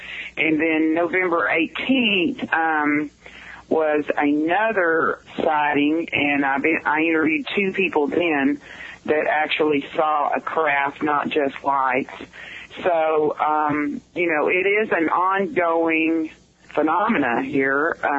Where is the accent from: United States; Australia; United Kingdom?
United States; Stephenville, Texas; born there; I was born in the Stephenville Hospital.